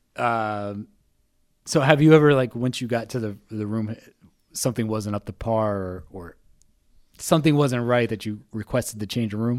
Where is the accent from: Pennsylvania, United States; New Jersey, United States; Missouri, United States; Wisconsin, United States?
New Jersey, United States; I'm from New Jersey.